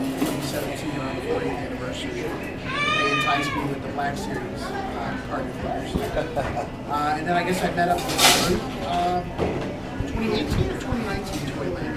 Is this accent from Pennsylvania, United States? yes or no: no; Perry, Georgia, United States; now in Athens, United States; I'm originally from Perry. I live in Athens now.